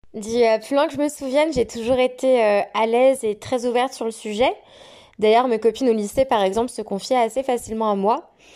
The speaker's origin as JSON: {"language": "French", "region": "Auvergne-Rhône-Alpes", "country": "France", "moved": "as an adult", "lives_now": "Queenstown, New Zealand", "said": "je suis française et originaire de la très belle région Rhône-Alpes"}